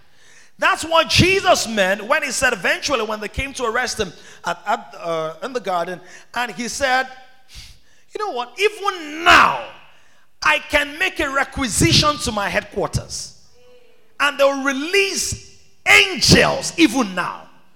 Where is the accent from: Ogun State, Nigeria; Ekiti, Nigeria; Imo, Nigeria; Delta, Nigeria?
Ekiti, Nigeria; I'm from Ekiti.